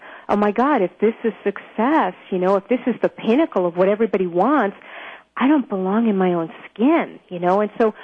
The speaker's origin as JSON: {"language": "English", "town": "New York City", "region": "New York", "country": "United States", "tie": "born or raised there", "said": "I grew up in Brooklyn, New York, to an Orthodox"}